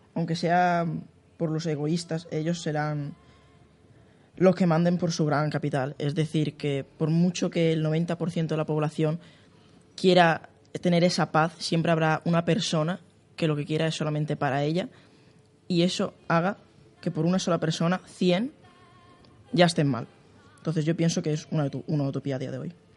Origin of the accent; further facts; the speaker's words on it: Spain; yo soy ruso, mi familia nació en la URSS, yo nací aquí en España